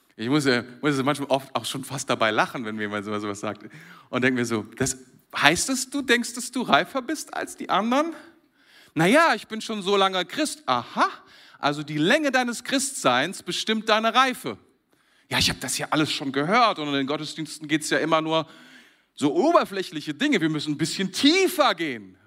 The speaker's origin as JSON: {"language": "German", "country": "Germany", "said": "Ich bin Deutscher"}